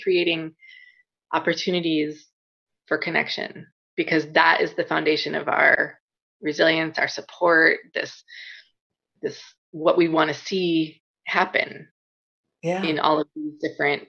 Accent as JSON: {"language": "English", "region": "Wisconsin", "country": "United States", "tie": "born or raised there", "moved": "yes", "lives_now": "California, United States", "said": "I grew up in Wisconsin"}